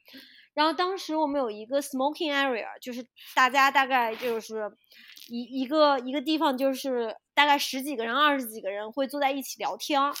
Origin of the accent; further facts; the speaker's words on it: China; moved away as an adult; also born or lived in Cairns, Australia; now in Australia; 我自己就是中国人，我的家人都是中国人，我的很多朋友都在中国